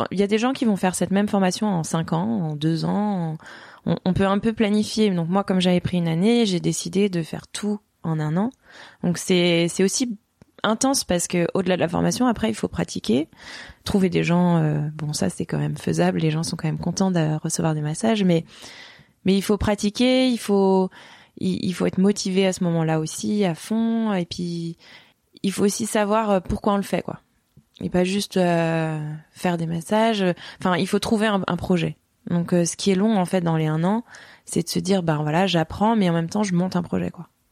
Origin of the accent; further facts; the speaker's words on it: Strasbourg, Grand Est, France; now in Chamonix, France; je suis originaire d'Alsace, donc j'ai grandi euh, à Strasbourg, enfin on va dire en partie.